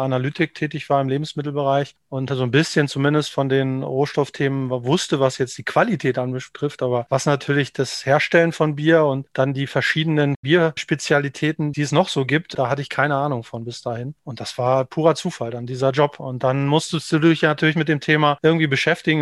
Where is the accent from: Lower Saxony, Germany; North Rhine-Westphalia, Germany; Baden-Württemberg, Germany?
Lower Saxony, Germany; Knesebeck; now in Hamburg, Germany; bis 2016 war ich der Junge vom Lande aus dem niedersächsischen Hinterland sozusagen, kurz vor der ehemaligen Grenze zur DDR aufgewachsen in der Zeit.